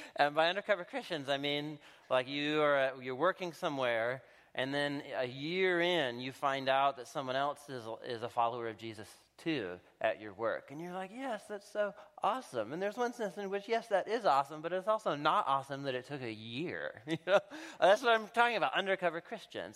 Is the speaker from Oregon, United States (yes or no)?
yes; Portland, Oregon, United States; I moved back, uh, to, uh, to my hometown, to Portland, Oregon